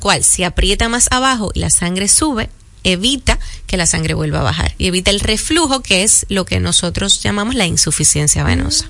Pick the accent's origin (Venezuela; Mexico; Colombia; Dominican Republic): Dominican Republic; Caribbean; Aquí somos un poquito más laxos, somos caribeños